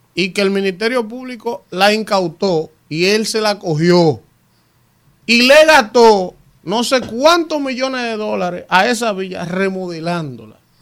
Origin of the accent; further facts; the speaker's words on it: Dominican Republic; nos caracteriza como dominicanos